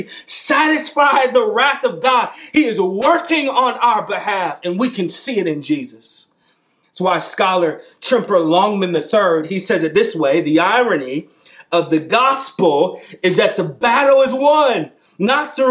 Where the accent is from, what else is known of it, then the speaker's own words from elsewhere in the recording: St. Louis, Missouri, United States; I'm from St. Louis. I was born and raised in St. Louis